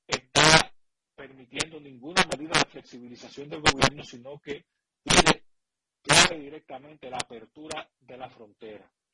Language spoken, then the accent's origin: Spanish; Dominican Republic; los únicos afectados somos los dominicanos